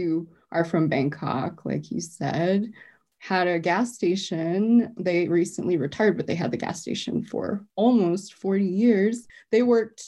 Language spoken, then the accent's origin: English; Arvada, Colorado, United States; I grew up in Arvada, so there weren't a lot of Asian students at my school